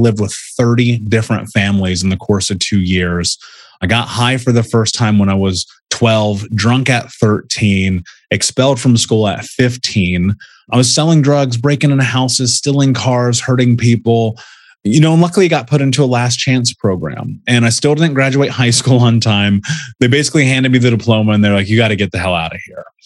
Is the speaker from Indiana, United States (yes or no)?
yes; Indianapolis, Indiana, United States; I grew up in Indianapolis